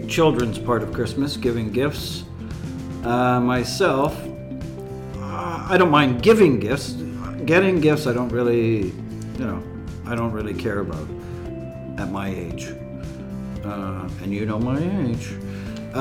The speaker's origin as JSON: {"language": "English", "country": "Canada", "moved": "as an adult", "lives_now": "Xi'an, China", "said": "I'm from Canada"}